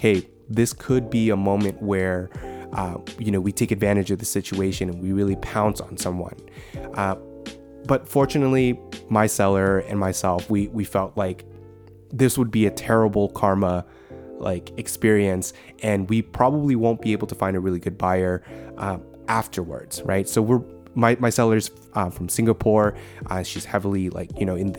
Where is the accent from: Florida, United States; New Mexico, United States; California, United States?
California, United States; San Francisco Bay Area; we're from the Bay